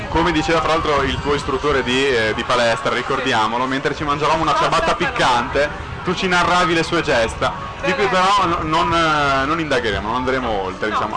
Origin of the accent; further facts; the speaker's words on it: Liguria, Italy; essendo io ligure